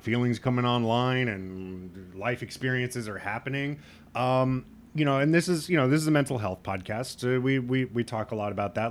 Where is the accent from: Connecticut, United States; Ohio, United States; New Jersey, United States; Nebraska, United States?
Nebraska, United States; Lincoln; I grew up in Lincoln, that's the capital